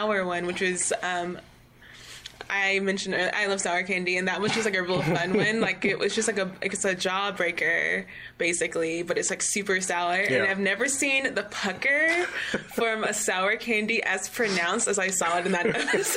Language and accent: English; the South, United States; I'm from the South, but I'm not from, like, Maryland